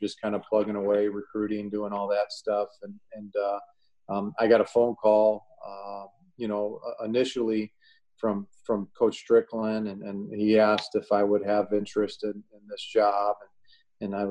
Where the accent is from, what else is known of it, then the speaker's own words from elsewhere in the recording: Illinois, United States; moved away as an adult; now in Ohio, United States; I grew up in Illinois